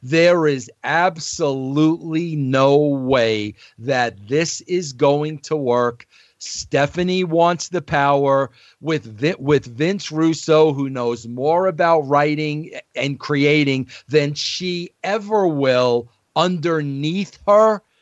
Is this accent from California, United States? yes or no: no; New York, United States; I was an Italian from New York